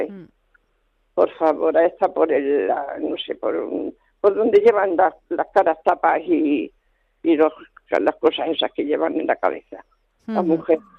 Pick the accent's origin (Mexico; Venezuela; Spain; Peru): Spain; Salorino, Extremadura; moved away; Yo soy de la parte de Cáceres, de un pueblecito que se llama Salorino.